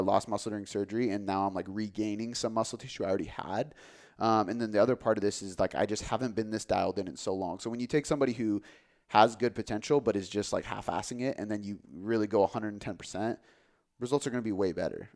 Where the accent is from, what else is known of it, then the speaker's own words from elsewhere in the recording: Des Moines, Washington, United States; I grew up in Des Moines